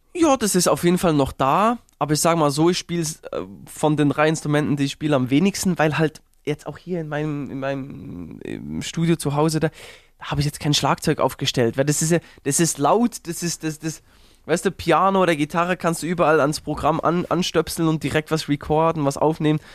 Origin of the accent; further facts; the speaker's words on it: Uetendorf, Bern, Switzerland; groß geworden in Uetendorf hieß das Dorf, so ein 7000 Einwohner Dorf